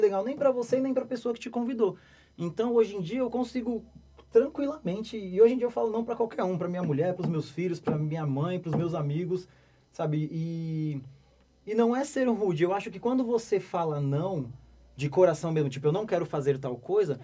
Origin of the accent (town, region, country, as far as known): Brazil